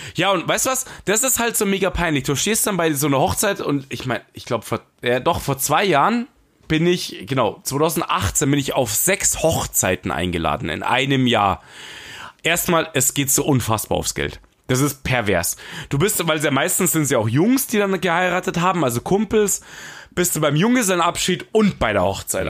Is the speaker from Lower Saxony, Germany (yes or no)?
no; Bavaria, Germany; ich als Bayer